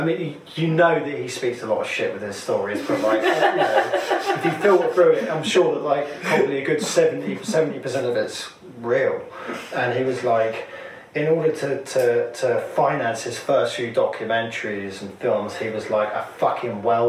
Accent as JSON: {"language": "English", "town": "Cambridge", "region": "East of England", "country": "United Kingdom", "moved": "as an adult", "lives_now": "London, United Kingdom", "said": "Cambridge, actually."}